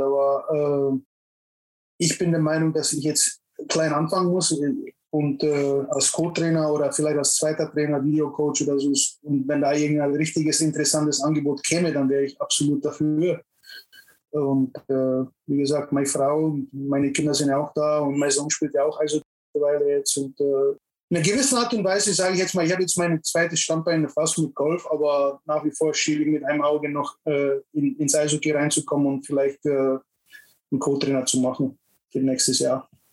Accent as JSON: {"language": "German", "town": "Garmisch-Partenkirchen", "region": "Bavaria", "country": "Germany", "tie": "born or raised there", "also_born_or_lived": "Czechoslovakia", "said": "seitdem bin ich in Deutschland geblieben und dann äh, groß geworden in Garmisch-Partenkirchen."}